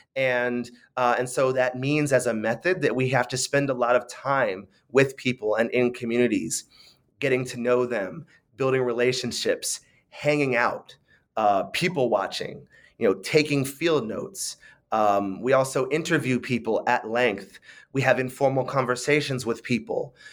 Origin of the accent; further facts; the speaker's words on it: San Francisco, California, United States; I grew up in, in San Francisco